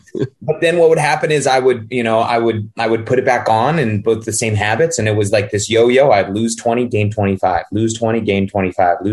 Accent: Northern California, United States; moved away as an adult; also born or lived in Los Angeles, California; now in Scottsdale, Arizona, United States; I'm originally from California. I grew up in the sticks in Northern California

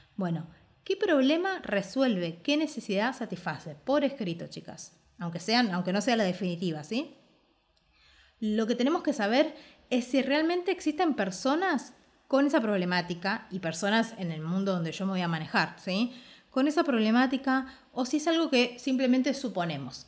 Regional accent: Argentina

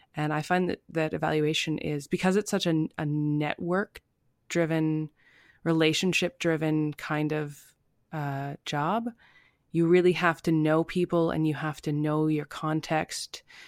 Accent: Ontario, Canada; moved away as an adult; also born or lived in prairies; now in British Columbia, Canada; I'm from Ontario originally

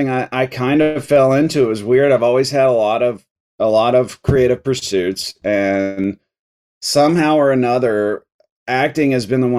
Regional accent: North Carolina, United States; also born or lived in Atlanta, Georgia; I was born in Atlanta, Georgia although I don't really have any connection to that place. My parents were just living there at the time. I mostly grew up in North Carolina, all over the state.

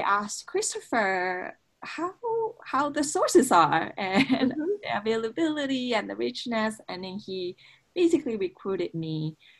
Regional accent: Japan; moved away as an adult; also born or lived in United States; I I was from Japan and I was studying in the U.S.

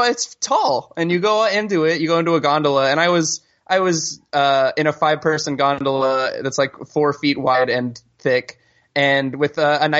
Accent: the South, United States; I'm from the South

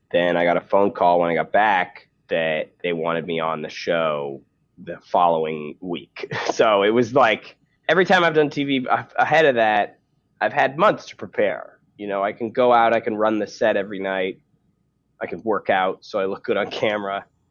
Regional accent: Canada; moved away as an adult; now in United States; as a Canadian

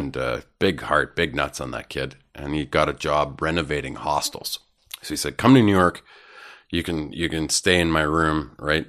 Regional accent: Canada; also born or lived in Vancouver; now in Toronto, Canada; as a Canadian comedian

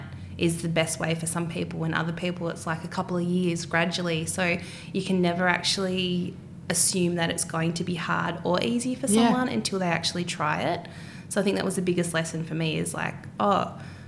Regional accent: Tasmania, Australia; moved away as an adult; now in Melbourne, Australia; I grew up in Tassie

